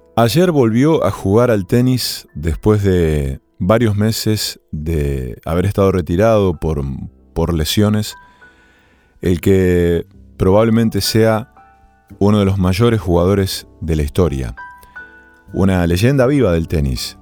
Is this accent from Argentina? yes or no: yes; Argentina; cuando empecé a jugar al tenis en mi pueblo natal, era la década del 80